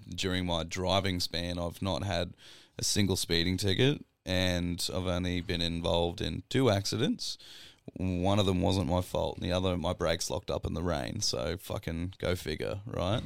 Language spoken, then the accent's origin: English; Grafton, New South Wales, Australia; born or raised there; now in Queensland, Australia